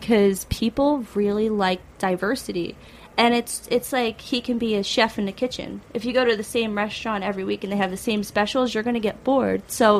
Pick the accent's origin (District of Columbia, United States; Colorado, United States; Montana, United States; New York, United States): New York, United States; Chester; So, I mean, we're from Chester.